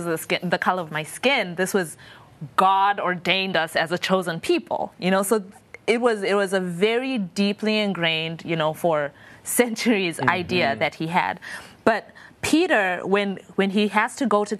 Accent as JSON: {"language": "English", "country": "Zimbabwe", "said": "I'm from Zimbabwe"}